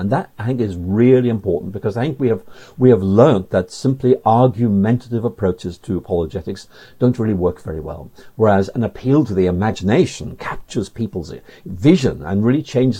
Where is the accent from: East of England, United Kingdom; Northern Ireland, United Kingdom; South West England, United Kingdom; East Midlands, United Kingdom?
Northern Ireland, United Kingdom; Belfast; moved away as an adult; also born or lived in Oxford; Well, I actually grew up in Northern Ireland, was born in Belfast like C.S. Lewis